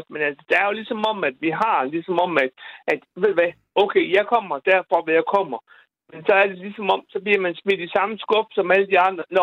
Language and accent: Danish; Bosnia & Herzegovina; now in Randers, Denmark; nu kommer jeg fra Bosnien, som sagt, ikke?